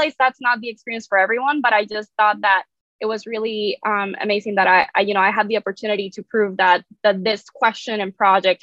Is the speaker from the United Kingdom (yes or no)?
no; San Juan, Puerto Rico; moved away as an adult; also born or lived in Boston; now in Memphis, United States; I am originally from San Juan, Puerto Rico. That's where I grew up.